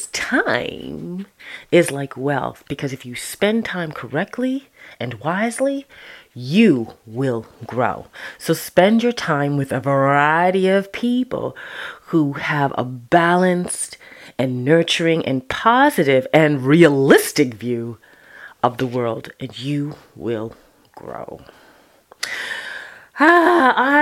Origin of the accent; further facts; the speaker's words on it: Toronto, Ontario, Canada; Sundays at Epworth in Toronto, Canada, and Scarborough